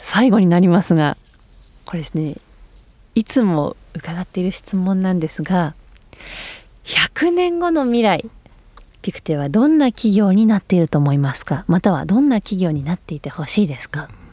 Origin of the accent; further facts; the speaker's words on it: Switzerland; now in Japan; 私の生まれ育ったスイス